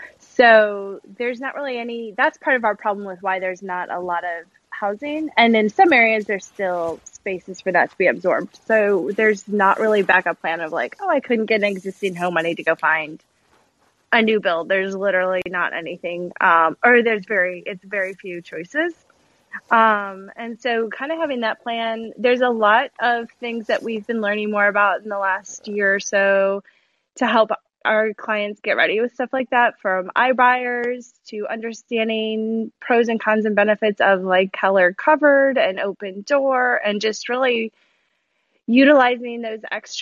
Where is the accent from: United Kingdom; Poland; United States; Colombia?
United States; Chicago, Illinois; also born or lived in Louisiana; now in Texas, United States; I grew up in Chicago